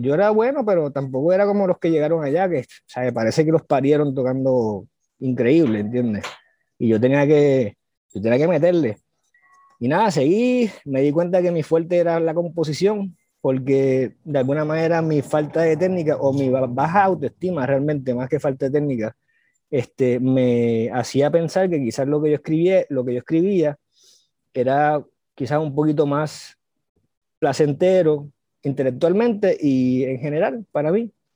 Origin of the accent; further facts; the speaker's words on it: San Juan, Puerto Rico; also born or lived in Gurabo, Puerto Rico / Río Piedras, Puerto Rico; yo soy de Cupey, yo soy sanjuanerito, este, yo soy de Coupey y mis padres son de. Mi, mi, mi, padre es de Salinas, Guayama, del, del sur, mi mayor es, Río Piedrense. Y este, nada, eh, yo me crié entre aquí Coupey, una urbanización, Gurabo, el pueblo de Gurabo y Río Piedra